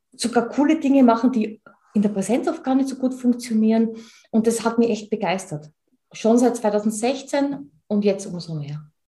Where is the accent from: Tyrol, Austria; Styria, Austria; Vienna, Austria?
Tyrol, Austria; Und ich bin Tirolerin, wie man unschwer hört.